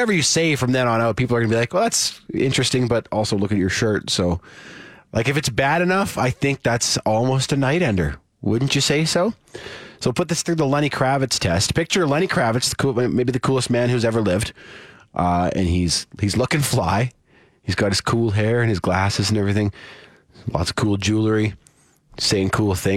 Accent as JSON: {"language": "English", "town": "Saskatoon", "region": "Saskatchewan", "country": "Canada", "tie": "born or raised there", "moved": "yes", "said": "my hometown of Saskatoon"}